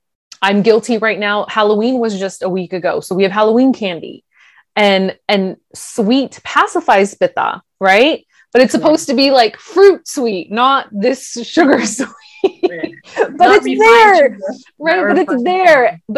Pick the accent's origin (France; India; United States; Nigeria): India; People, being Indian, people are always like, what? You don't like spicy food? Why? You're Indian.